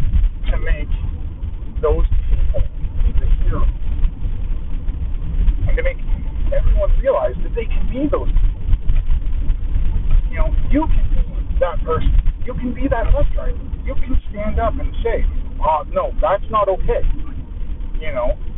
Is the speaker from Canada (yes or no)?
yes; Canada; I'm Canadian